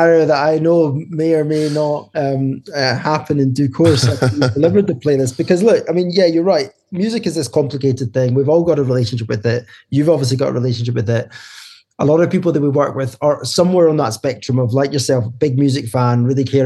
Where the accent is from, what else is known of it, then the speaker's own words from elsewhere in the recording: Scotland, United Kingdom; moved away as an adult; now in London, United Kingdom; we're both Scottish, started in Glasgow, and then about 10 years ago moved to London.